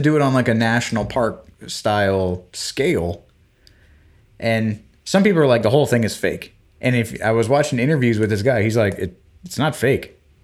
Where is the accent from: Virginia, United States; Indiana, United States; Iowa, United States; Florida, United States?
Florida, United States; Florida Panhandle, United States; when I was growing up in the Panhandle of Florida